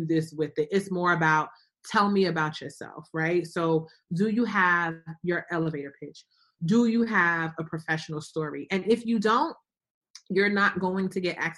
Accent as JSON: {"language": "English", "town": "Newark", "region": "New Jersey", "country": "United States", "tie": "born or raised there", "also_born_or_lived": "Atlanta, Georgia", "moved": "yes", "said": "I grew up in Newark."}